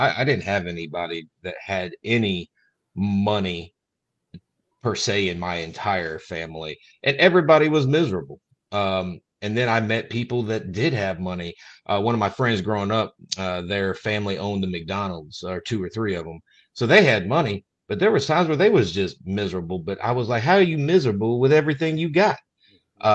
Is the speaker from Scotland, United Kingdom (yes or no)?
yes; Scotland, United Kingdom; so anybody that knew me prior to this, being a Scot, knew my ex-wife.